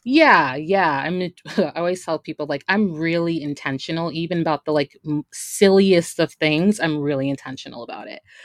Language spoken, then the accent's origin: English; Brooklyn, New York, United States; growing up in, you know, Brooklyn, New York